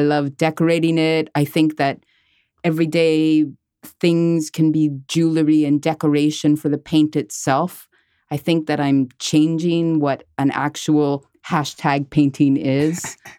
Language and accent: English; Montreal, Quebec, Canada; I am a Montreal-based artist, and I was born and raised in Montreal